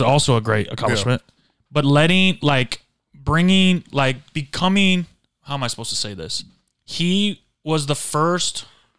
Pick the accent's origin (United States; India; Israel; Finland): United States; we're American.